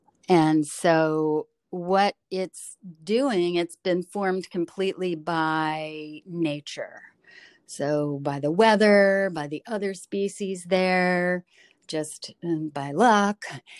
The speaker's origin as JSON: {"language": "English", "region": "Delaware", "country": "United States", "lives_now": "Maryland, United States"}